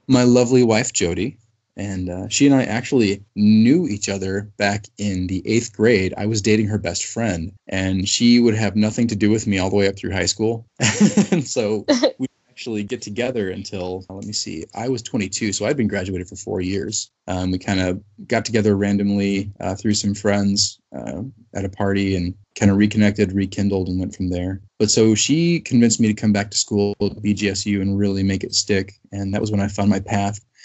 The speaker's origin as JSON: {"language": "English", "town": "Brunswick", "region": "Ohio", "country": "United States", "tie": "born or raised there", "said": "I was born and raised in the Cleveland area, uh, suburbs thereof, Cleveland, Ohio. Um, little town called Brunswick"}